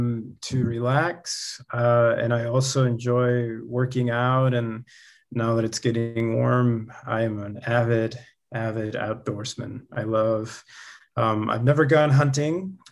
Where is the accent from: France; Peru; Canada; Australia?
Peru; born there; Funny enough, I was born in Peru, so I actually found the church in Peru with my family, my entire family.